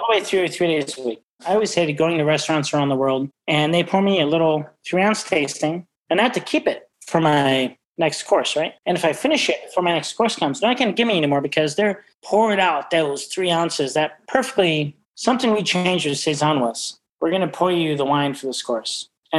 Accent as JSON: {"language": "English", "town": "Chicago", "region": "Illinois", "country": "United States", "tie": "born or raised there", "lives_now": "San Francisco, United States", "said": "Chicago because I'm from Chicago. Even though I'm living in San Francisco, I'm a big wine guy in San Francisco."}